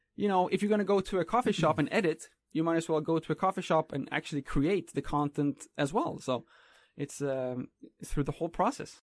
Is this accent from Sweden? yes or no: yes; Sweden; moved away as an adult; now in Taiwan; me growing up in Sweden